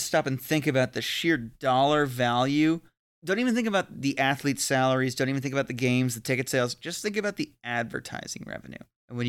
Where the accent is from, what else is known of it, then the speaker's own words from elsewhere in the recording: New Zealand; I'm also an All Blacks fan, but of course I am. I'm a Kiwi.